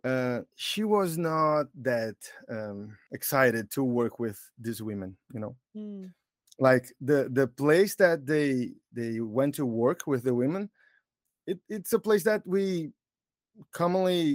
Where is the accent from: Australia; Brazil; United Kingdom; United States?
Brazil; João Pessoa, Paraíba; English is a second language; I'm Brazilian, so that's why you're gonna hear some weird English. And I'm from João Pessoa, is the name of the city.